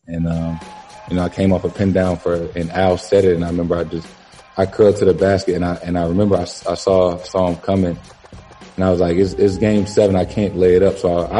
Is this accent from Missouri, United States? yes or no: yes; St. Louis, Missouri, United States; now in Boston, United States; we're both from St. Louis.